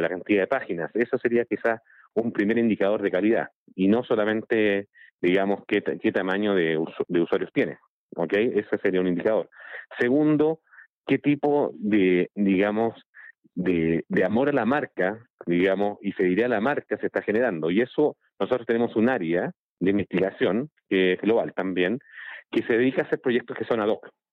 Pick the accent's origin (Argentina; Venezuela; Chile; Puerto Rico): Chile; yo soy de Chile